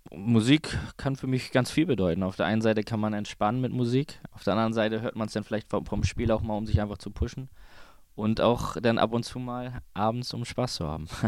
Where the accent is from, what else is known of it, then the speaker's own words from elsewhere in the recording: Kiel, Schleswig-Holstein, Germany; in Kiel, meine Heimat